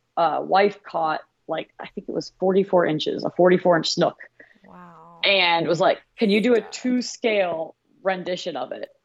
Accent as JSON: {"language": "English", "town": "Jacksonville Beach", "region": "Florida", "country": "United States", "tie": "born or raised there", "also_born_or_lived": "Ohio", "moved": "as an adult", "said": "when I was really young, I grew up in Jacksonville Beach."}